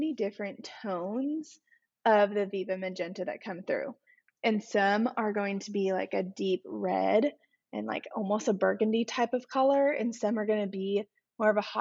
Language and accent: English; Arizona, United States; moved away; growing up in Arizona